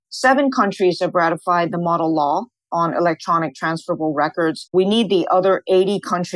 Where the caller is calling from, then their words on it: Hong Kong; I'm speaking from Hong Kong, but I'm actually based in Singapore